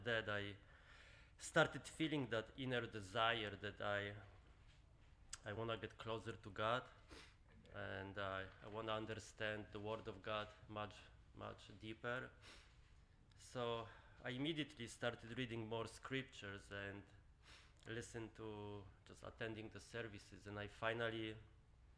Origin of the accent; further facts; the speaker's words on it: Poland; moved away; I grew up in Poland